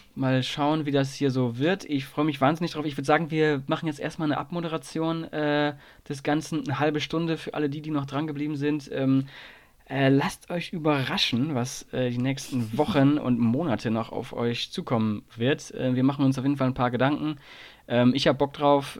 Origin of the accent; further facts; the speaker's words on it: Nordhorn, Lower Saxony, Germany; moved away; also born or lived in Saarland; bin jetzt gerade zu Hause in meinem, in meinem Zuhause, wo ich aufgewachsen bin